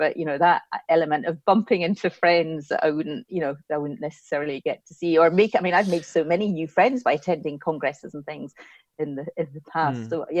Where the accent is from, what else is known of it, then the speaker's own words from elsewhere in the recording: Kilmacolm, Scotland, United Kingdom; I was Kilmacombe.